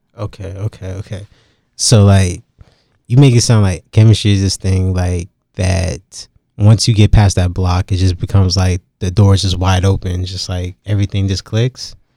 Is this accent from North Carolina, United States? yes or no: yes; Durham, North Carolina, United States; I'm from the nine one nine, and, like, a lot of people think that's Raleigh, but it's really Durham